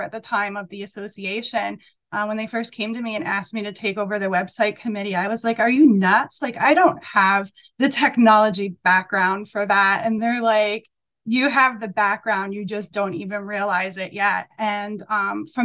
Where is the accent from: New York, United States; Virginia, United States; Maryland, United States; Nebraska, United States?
New York, United States; moved away as an adult; now in Montreal, Canada; I grew up in New York. I worked there for a good time after university